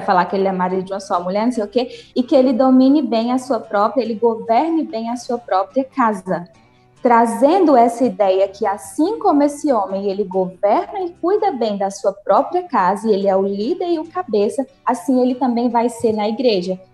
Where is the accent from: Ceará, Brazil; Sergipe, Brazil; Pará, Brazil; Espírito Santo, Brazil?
Ceará, Brazil; Nova Russas; now in Uruaçu, Brazil; Eu sou de Nova Russas, né, no Ceará aí, sou conterrânea, mas moro atualmente em Uruaçu, Goiás